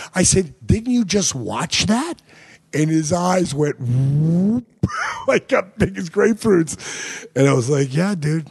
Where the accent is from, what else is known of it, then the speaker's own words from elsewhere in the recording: New Jersey, United States; In Jersey.